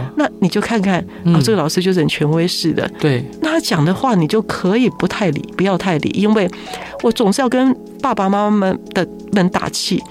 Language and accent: Chinese; Taiwan; 所以我们台湾现在的教育还是如此啊